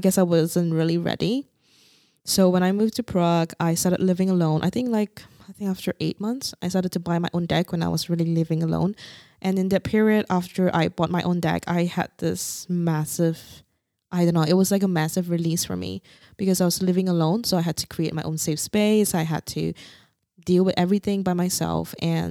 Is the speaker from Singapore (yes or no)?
yes; Singapore; moved away; Because I came from Singapore and it's so safe.